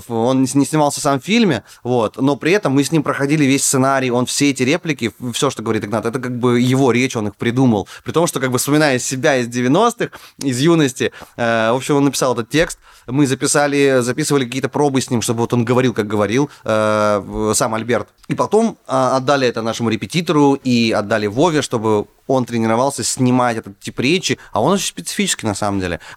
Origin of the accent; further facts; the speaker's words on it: Far North, Russia; я рос на Крайнем Севере. Это очень далеко за полярным кругом.